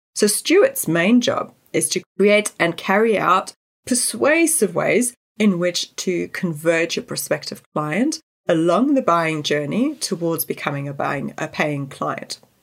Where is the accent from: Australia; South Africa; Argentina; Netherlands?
South Africa; I grew up in South Africa where natural resources were always stretched